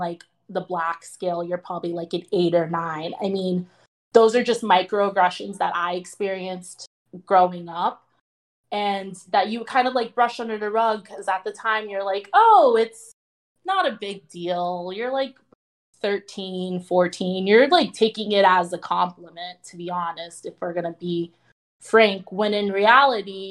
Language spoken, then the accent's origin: English; South Florida, United States; also born or lived in Milwaukee, Wisconsin; growing up in South Florida, being Black